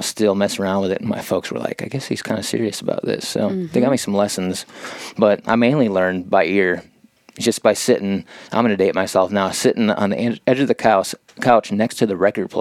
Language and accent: English; Wisconsin, United States; I grew up in Wisconsin on a dairy farm